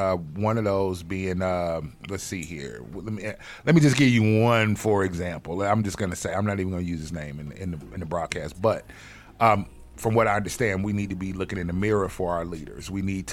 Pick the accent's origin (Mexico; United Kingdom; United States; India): United States; Chicago, Illinois; I'm from Chicago